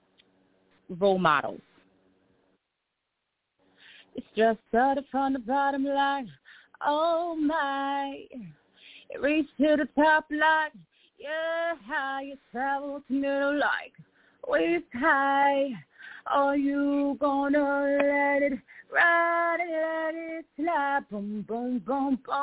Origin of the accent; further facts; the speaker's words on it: Philadelphia, Pennsylvania, United States; I am from Philadelphia, Pennsylvania